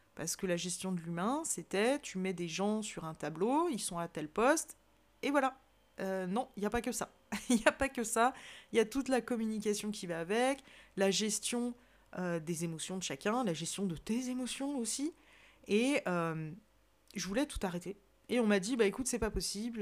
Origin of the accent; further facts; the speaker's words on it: Savoy, Auvergne-Rhône-Alpes, France; je suis savoyarde de corps et d'esprit, comme j'aime si bien le dire, j'ai la chance de vivre dans une magnifique région